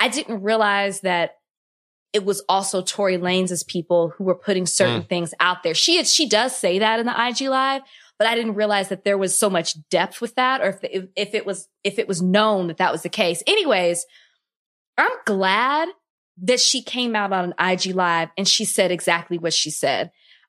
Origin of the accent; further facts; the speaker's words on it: Dallas, Texas, United States; I'm from Dallas, so I was